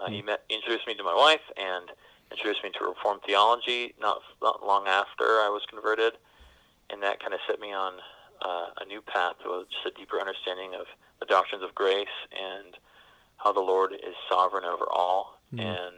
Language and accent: English; Cambridge, Ontario, Canada; accent: Canadian; I'm born and raised in Cambridge, Ontario, Canada. So I used to have a Canadian accent.